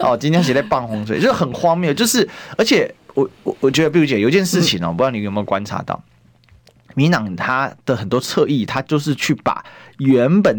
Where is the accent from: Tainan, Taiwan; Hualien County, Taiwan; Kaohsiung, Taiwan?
Kaohsiung, Taiwan; also born or lived in Taipei; 我是高雄人没错。虽然我在台北也混了蛮久，但是我对台北地理可能没有高雄熟。